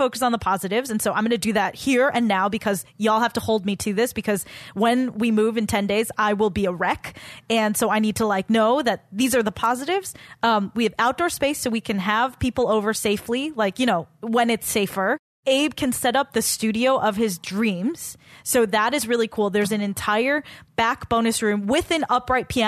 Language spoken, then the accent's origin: English; Walnut, California, United States; moved away; I didn't love growing up in Walnut